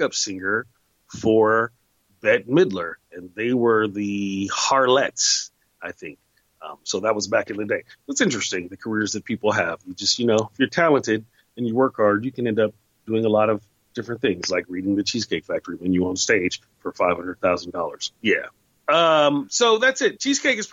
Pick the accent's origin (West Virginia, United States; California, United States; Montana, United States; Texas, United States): California, United States; the Bay Area; also born or lived in Oakland; I grew up in the Bay Area. I lived in Oakland for a while.